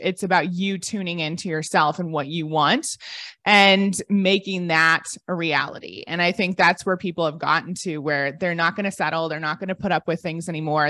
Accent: Ohio, United States; moved away as an adult; also born or lived in London; I'm from Ohio and most people never leave

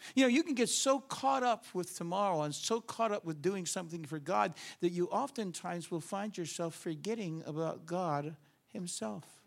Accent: New York, United States; I'm from New York

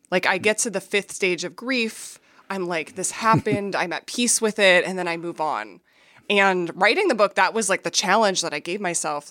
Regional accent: Minneapolis, Minnesota, United States; I grew up in Minneapolis

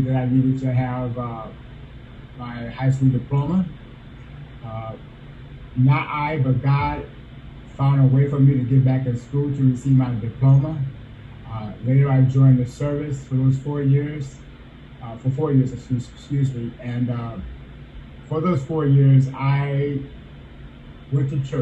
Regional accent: South Bend, Indiana, United States; also born or lived in Omaha, Nebraska; I was born in Omaha, Nebraska, abandoned by my parents, raised by my grandmother in South Bend, Indiana

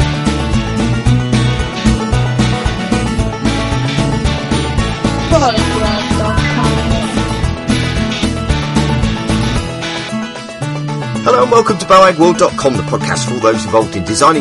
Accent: United Kingdom; we're British

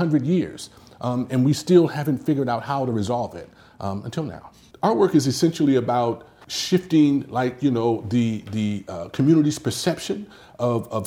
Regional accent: Los Angeles, California, United States; I am originally from Los Angeles in a small community called Watts that has a big reputation in history. Grew up in the Jordan Down housing projects there

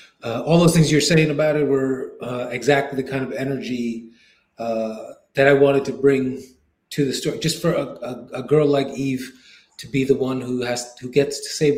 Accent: New York City, New York, United States; I grew up in Queens, New York.

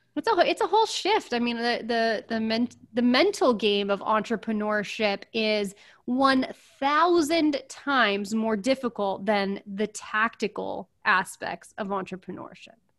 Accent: California, United States; I'm from California

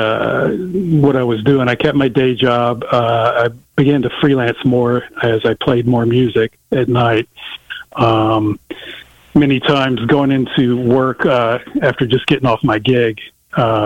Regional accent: Little Rock, Arkansas, United States; I grew up with in Little Rock

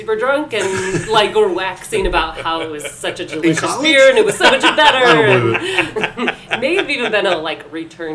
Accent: Grand Rapids, Michigan, United States; I grew up in Grand Rapids, Michigan, very close to Kalamazoo

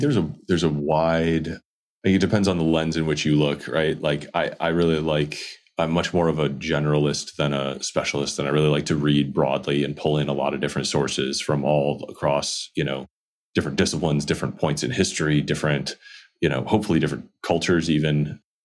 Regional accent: Midwest, United States; I grew up in the Midwest

